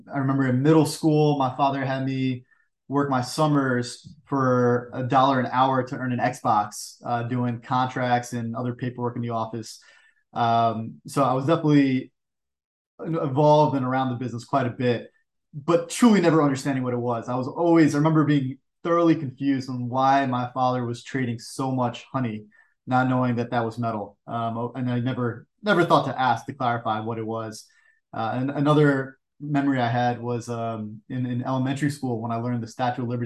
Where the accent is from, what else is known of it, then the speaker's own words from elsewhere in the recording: New York, United States; I'm born and raised in New York. So I've been on the East Coast my entire life